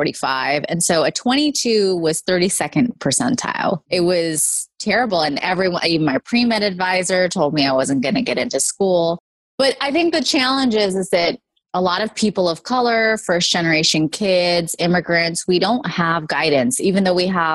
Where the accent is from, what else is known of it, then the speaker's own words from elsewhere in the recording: California, United States; I was born and raised in California, and my parents immigrated here from India and Pakistan